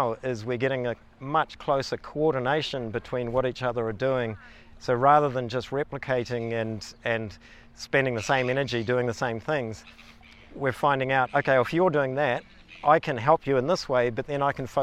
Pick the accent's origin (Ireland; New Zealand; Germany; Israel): New Zealand; Kawakawa, Northland; now in Wānaka, New Zealand; I grew up in the Bay of Islands in Northland, was born in a little town called Kawakawa